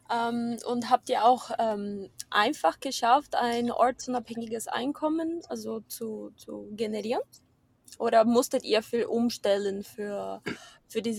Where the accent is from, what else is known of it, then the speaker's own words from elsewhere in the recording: Brazil; moved away; ich komme aus Brasilien